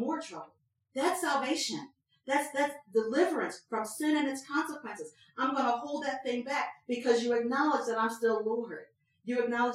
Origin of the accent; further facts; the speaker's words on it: Philadelphia, Pennsylvania, United States; I was born out in North Philly